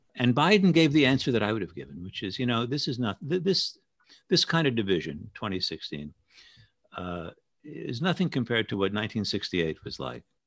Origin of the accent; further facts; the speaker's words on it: New York City, New York, United States; I grew up in Stuyvesant Town in Lower Manhattan, down on East Fourteenth Street